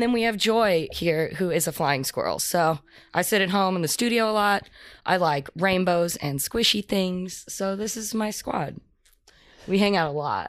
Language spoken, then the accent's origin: English; Texas, United States; moved away; also born or lived in Colorado; I'm from Texas originally